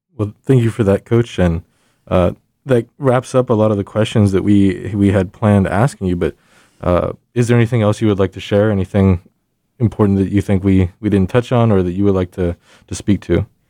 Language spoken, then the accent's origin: English; San Antonio, Texas, United States; I'm from San Antonio